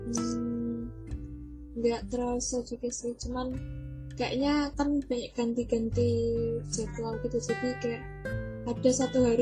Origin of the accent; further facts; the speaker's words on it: Kediri, East Java, Indonesia; Halo, perkenalkan … aku dari Kediri.